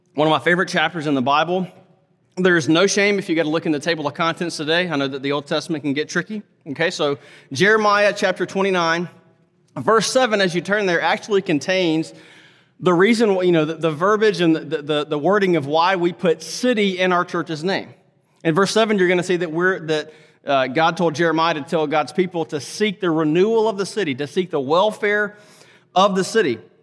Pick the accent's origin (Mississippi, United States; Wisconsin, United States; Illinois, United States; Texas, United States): Mississippi, United States; Laurel; now in Fort Worth, United States; I grew up in a small town, Laurel, Mississippi, small town, rural area.